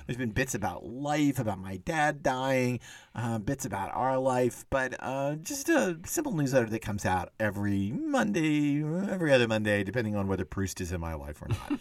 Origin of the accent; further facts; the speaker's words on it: Texas, United States; I was growing up in Texas